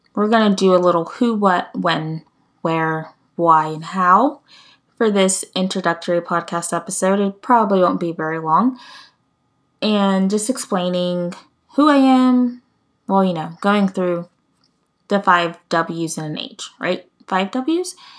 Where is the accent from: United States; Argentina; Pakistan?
United States; I'm from the United States. I won't get into specifics, but I'm from the U S